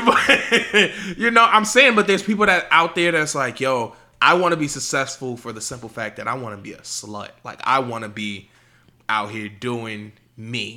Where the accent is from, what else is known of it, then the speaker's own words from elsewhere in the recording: New York, United States; I'm from New York